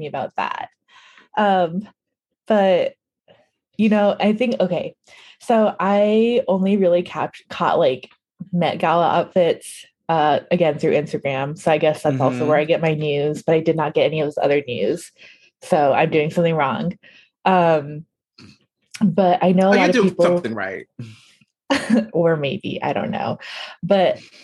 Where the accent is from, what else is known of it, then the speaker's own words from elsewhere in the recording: United States; I'm American